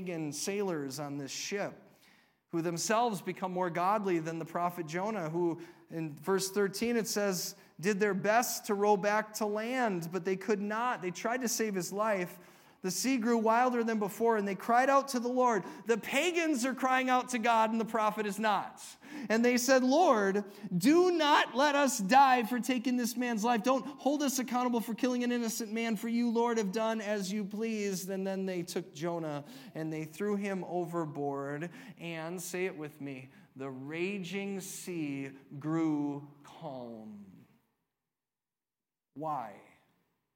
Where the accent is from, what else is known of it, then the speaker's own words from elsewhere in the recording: United States; We're all Americans.